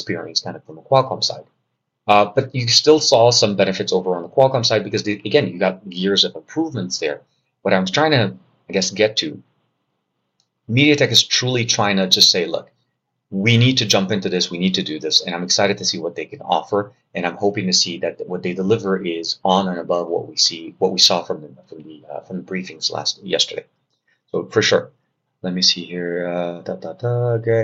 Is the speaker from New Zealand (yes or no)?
no; Lebanon; I'm from Lebanon.